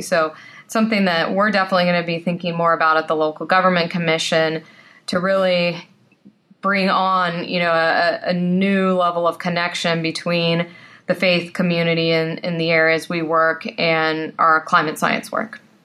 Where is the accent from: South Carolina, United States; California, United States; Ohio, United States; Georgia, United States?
California, United States; San Joaquin Valley; I grew up in the San Joaquin Valley, a very agricultural area